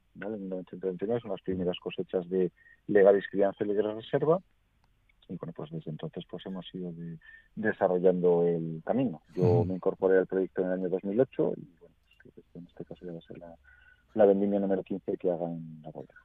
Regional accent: Valladolid, Castile and León, Spain; soy originario de Valladolid, la vez he vivido toda la vida aquí

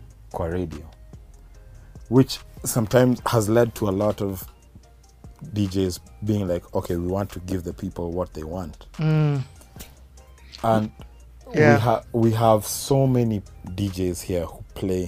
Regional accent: Kenya; We're from Kenya

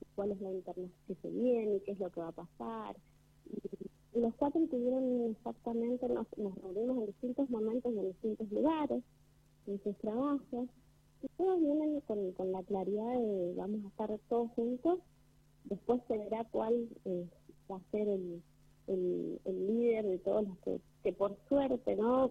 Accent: Argentina; como argentinos

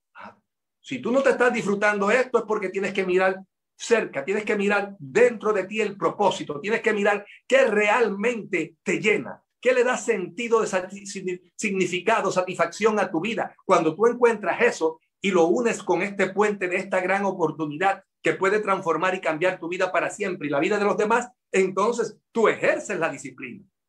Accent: Puerto Rico; de mi pueblo a Ponce son casi tres horas de viaje

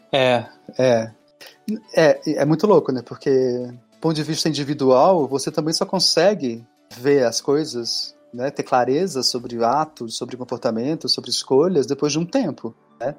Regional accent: Northeast Region, Brazil; Sou nordestino.

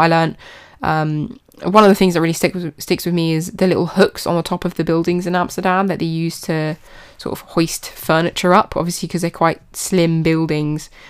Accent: United Kingdom; even in my hometown

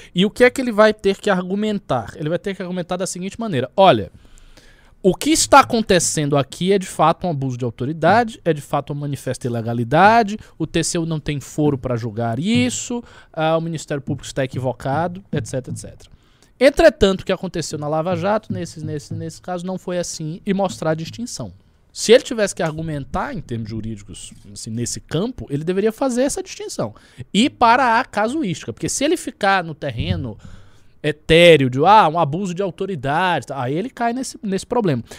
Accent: Northeast Region, Brazil; moved away as an adult; also born or lived in Salvador; now in São Paulo, Brazil; eu sou do Nordeste

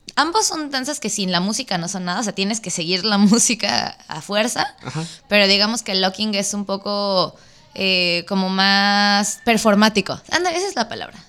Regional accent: Mexico City, Mexico; moved away as an adult; now in Baja California, Mexico; soy de la Ciudad de México pero ya llevo un ratito para acá, para la Baja Norte

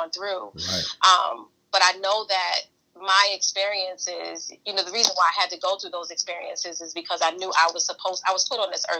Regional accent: New York City, New York, United States; moved away; I was born and raised in Brooklyn, New York, in the middle of the crack era

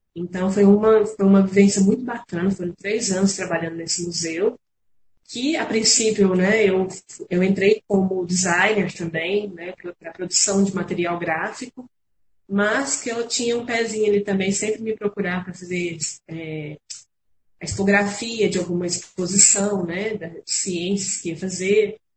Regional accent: Franca, São Paulo, Brazil; moved away as an adult; now in Uberlândia, Brazil; eu não sou de Uberlândia, sou natural de Franca, mas moro em Uberlândia já tem 13 anos, 14 anos

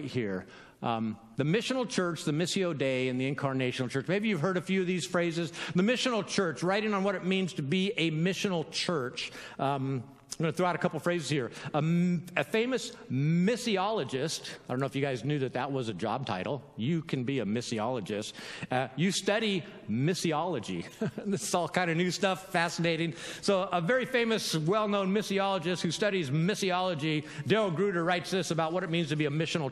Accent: California, United States; I'm from California

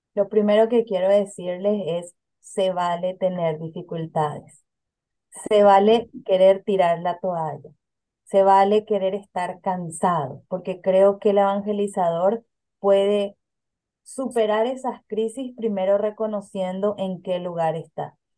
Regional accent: Paraguay; moved away as an adult; now in Philadelphia, United States; en mi país de origen, yo soy de Paraguay

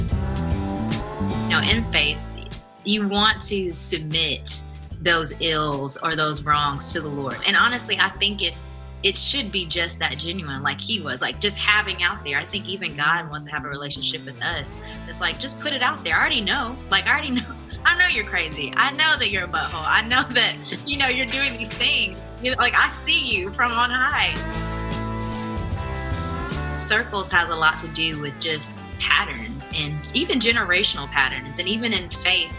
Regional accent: Huntsville, Alabama, United States; I'm a songwriter from Huntsville, Alabama

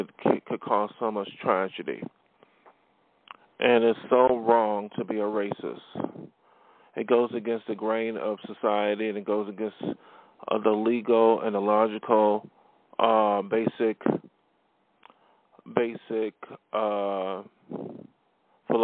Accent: Buffalo, New York, United States; now in Los Angeles, United States; I came from Buffalo, New York, and that's my hometown, and I was in New York City. I moved on, and I'm now in L.A.

